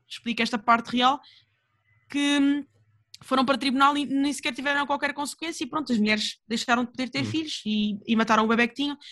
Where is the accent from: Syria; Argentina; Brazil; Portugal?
Portugal; eu sou portuguesa